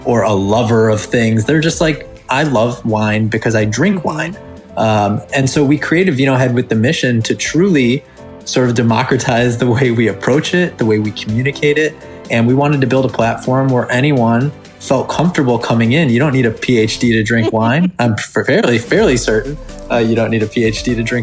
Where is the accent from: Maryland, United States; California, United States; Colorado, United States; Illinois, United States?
Illinois, United States; Chicago; we're both from Chicago